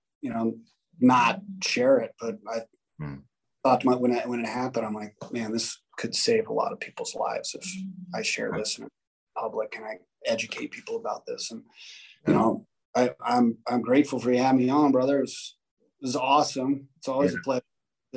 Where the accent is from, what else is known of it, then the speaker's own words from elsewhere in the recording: Las Vegas, Nevada, United States; growing up in Vegas